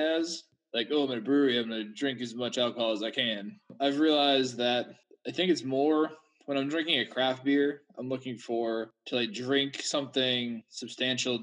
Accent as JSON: {"language": "English", "town": "Boston", "region": "Massachusetts", "country": "United States", "said": "I'm from Boston"}